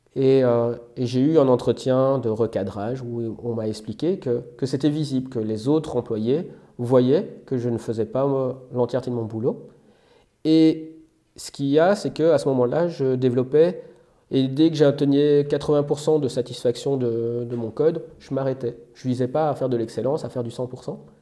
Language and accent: French; Belgium; moved away as an adult; now in France; j'ai un parcours assez classique, hein, puisque je viens de Belgique